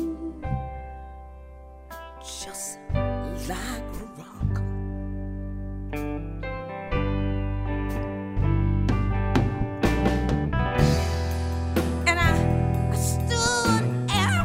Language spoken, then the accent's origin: English; Detroit, Michigan, United States; we're from Detroit